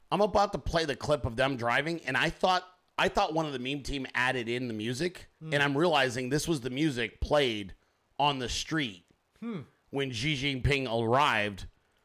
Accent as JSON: {"language": "English", "town": "Sacramento", "region": "California", "country": "United States", "tie": "born or raised there", "said": "I'm from Northern California. I grew up in Central Valley, Sacramento. That's where I grew up. But I spent enormous amounts of time in the Bay Area."}